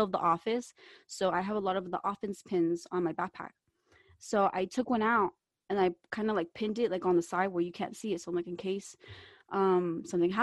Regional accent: Kentucky, United States; moved away

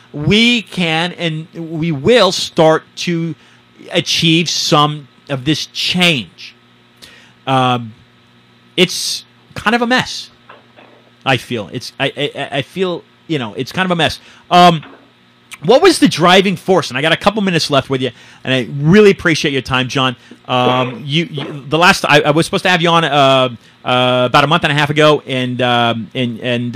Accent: San Francisco, California, United States; I'm from San Francisco

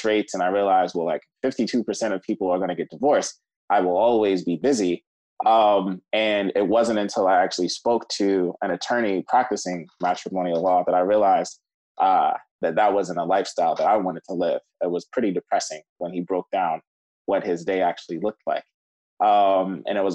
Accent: Cleveland, Ohio, United States; moved away as an adult; also born or lived in New York; I grew up in Cleveland, Ohio

